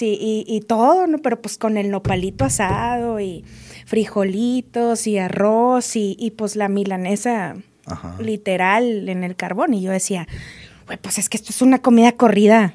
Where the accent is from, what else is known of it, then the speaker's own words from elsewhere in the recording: Monterrey, Nuevo León, Mexico; moved away as an adult; now in Mexico City, Mexico; soy regia, soy foránea